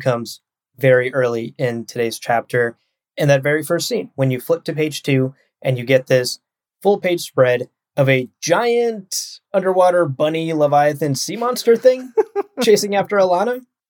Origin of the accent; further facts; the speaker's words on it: Ohio, United States; I am from Ohio.